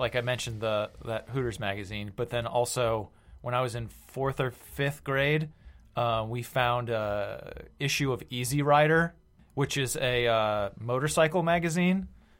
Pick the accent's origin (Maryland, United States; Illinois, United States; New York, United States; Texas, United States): Maryland, United States; in my hometown in Maryland, there's a bike path that goes various places.